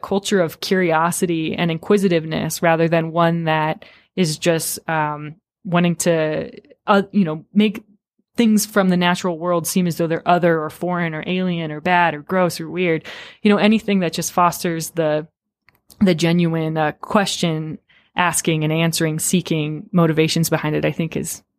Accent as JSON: {"language": "English", "town": "Rapid City", "region": "South Dakota", "country": "United States", "tie": "born or raised there", "said": "growing up in Rapid City, South Dakota"}